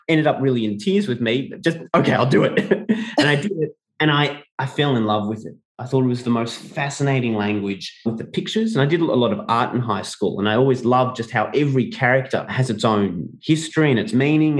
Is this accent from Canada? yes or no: no; Melbourne, Victoria, Australia; 我 的 老 家 墨 尔 本